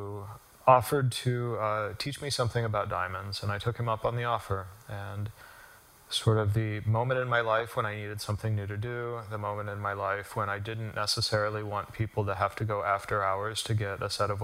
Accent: Rocky Mountains, United States; now in Washington, DC, United States; I grew up in the Rocky Mountains

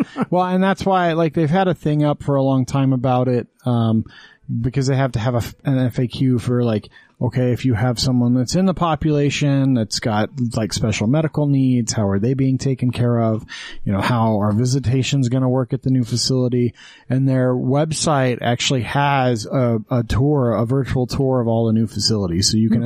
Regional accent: Green River, Wyoming, United States; moved away; I was from Green River, Wyoming

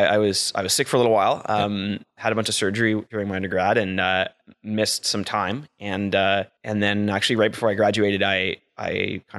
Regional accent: Ottawa, Ontario, Canada; also born or lived in Oxford, England; I was raised in the Ottawa Valley, just outside of town, out near the village of Ashton, but in the country, just surrounded by farms, what are now developments, unfortunately.

